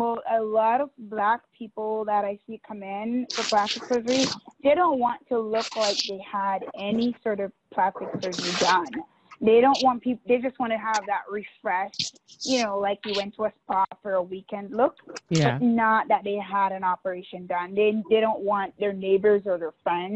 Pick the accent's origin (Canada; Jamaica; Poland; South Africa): Jamaica; moved away as an adult; now in United States; I was born and raised in Jamaica